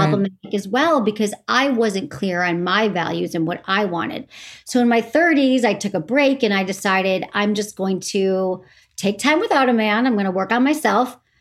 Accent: Farmington Hills, Michigan, United States; moved away as an adult; also born or lived in San Francisco; I'm from Farmington Hills, Michigan, which is a suburb of Detroit.

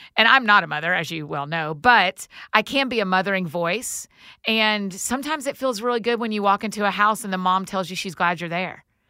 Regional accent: the South, United States; growing up in the South, it was just really special

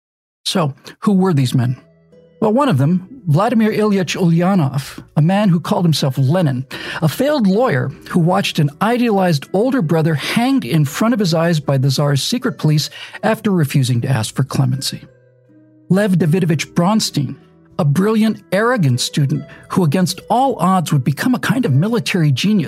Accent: United States; also born or lived in Bermuda; while I did spend 8 years in Bermuda as a boy, the fact is I didn't grow up in Europe riding on a train. I grew up in America driving a car

